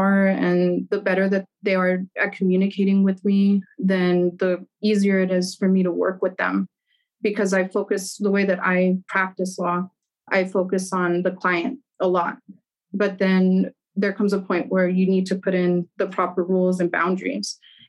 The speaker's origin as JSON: {"language": "English", "country": "Germany", "tie": "born or raised there", "lives_now": "El Paso, United States", "said": "So there's also like that personal part where I grew up in Germany."}